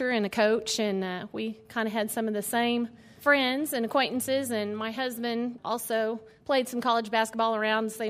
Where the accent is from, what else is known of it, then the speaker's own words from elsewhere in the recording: Westville, Oklahoma, United States; I'm from Westville, Oklahoma, and it's on the far eastern side of the state, um, right by Arkansas.